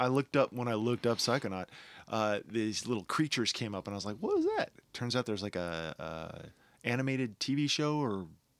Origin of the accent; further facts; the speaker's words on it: United States; Being an American and being very interested in politics and following our Congress